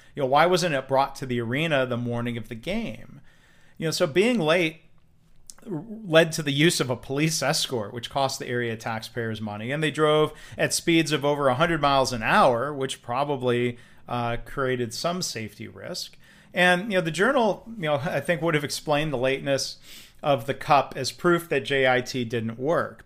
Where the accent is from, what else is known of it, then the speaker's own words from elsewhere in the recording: Detroit, Michigan, United States; I grew up around Detroit